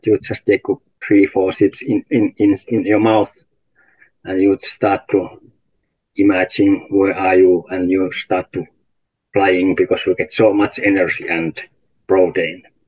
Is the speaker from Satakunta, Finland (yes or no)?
no; Salla, Lapland, Finland; English is a second language; We belong to municipality of Salla